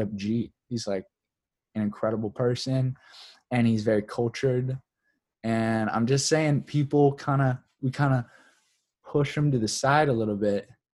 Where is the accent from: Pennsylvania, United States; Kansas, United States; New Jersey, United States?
Kansas, United States; as a child growing up in Kansas